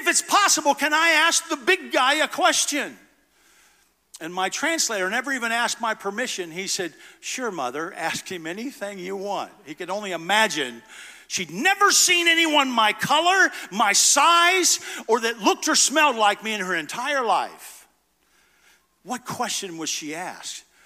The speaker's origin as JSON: {"language": "English", "country": "United States", "said": "an American father who loved his two kids and his wife"}